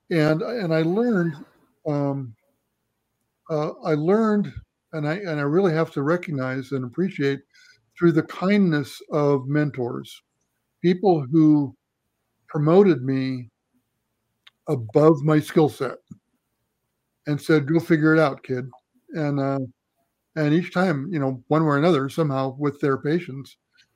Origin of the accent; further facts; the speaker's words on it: Washington, United States; now in Boulder, United States; I grew up in Washington State going to the Cascades